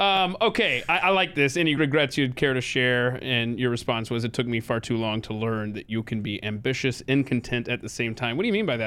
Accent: the South, United States; born and raised in the South

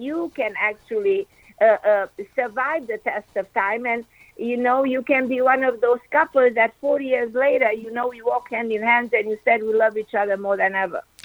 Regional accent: Transylvania, Romania; moved away as an adult; now in United States; I grew up in Romania

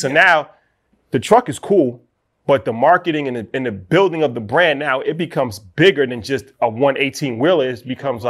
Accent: New York, United States; And, you know, it was our first truck. We're from New York, so we're not into trucking.

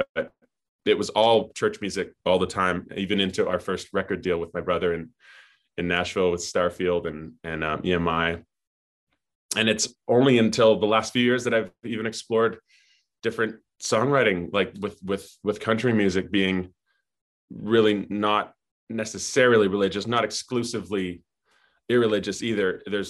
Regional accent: Edmonton, Alberta, Canada; also born or lived in Winnipeg; I grew up I was born in Winnipeg, and shortly thereafter moved to Edmonton. So my first decade of life was as an Edmontonian.

